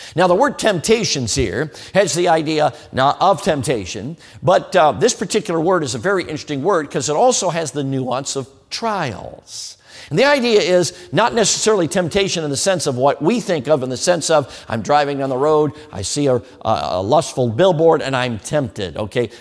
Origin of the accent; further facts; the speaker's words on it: Chicago, Illinois, United States; I grew up in Chicago.